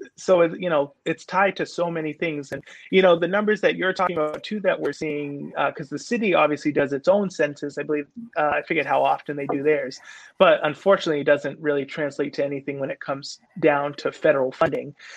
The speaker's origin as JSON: {"language": "English", "town": "New Bedford", "region": "Massachusetts", "country": "United States", "tie": "born or raised there", "said": "I grew up right here on Purchase Street"}